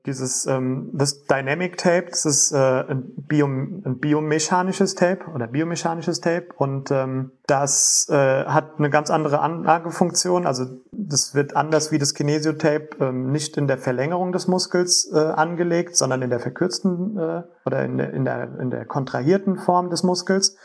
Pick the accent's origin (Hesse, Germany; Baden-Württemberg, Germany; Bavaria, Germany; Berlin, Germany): Hesse, Germany; Wiesbaden; also born or lived in Frankfurt; ich komme selbst aus Wiesbaden